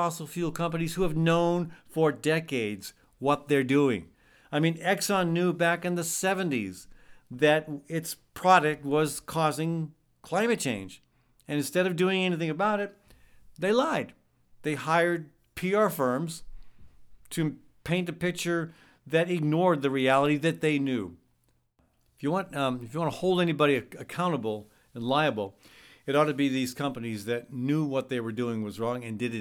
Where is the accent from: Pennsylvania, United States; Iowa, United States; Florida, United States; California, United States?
Iowa, United States; my home state, Iowa